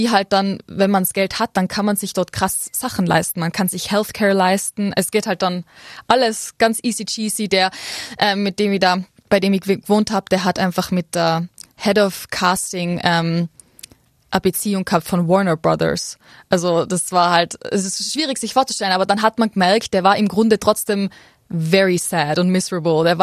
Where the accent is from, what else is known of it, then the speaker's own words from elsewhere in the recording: Absam, Tyrol, Austria; also born or lived in Ötztal; Na, also ursprünglich aufgewachsen bin ich tatsächlich in Absam, ähm, und also ich bin auf die Welt gekommen im Ötztal.